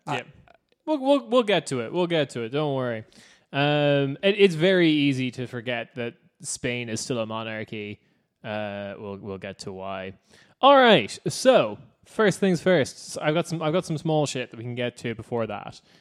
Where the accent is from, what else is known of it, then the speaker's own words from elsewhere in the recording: Cork, Munster, Ireland; I'm from Cork